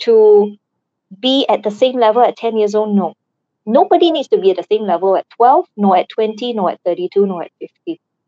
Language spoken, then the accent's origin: English; Singapore; I am Singaporean